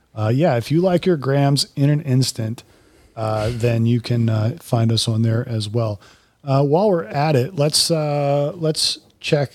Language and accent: English; Central Florida, United States; I'm from Central Florida. You know, I grew up there.